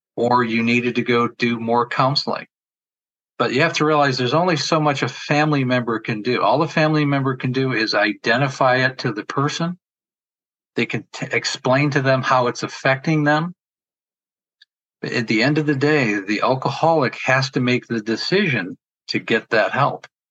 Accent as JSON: {"language": "English", "region": "New York", "country": "United States", "moved": "yes", "said": "I'm originally from New York."}